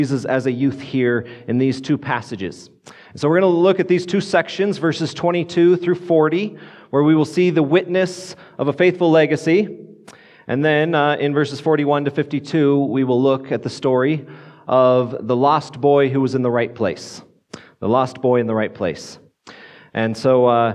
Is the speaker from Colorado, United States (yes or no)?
yes; Grand Junction, Colorado, United States; now in Fort Collins, United States; I grew up over in Grand Junction